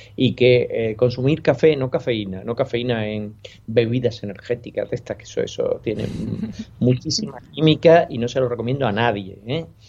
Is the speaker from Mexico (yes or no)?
no; Spain; especialmente en nuestro país